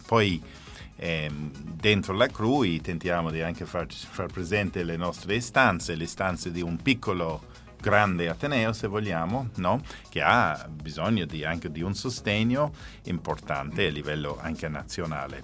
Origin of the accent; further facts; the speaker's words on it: Ireland; now in Italy; sono irlandese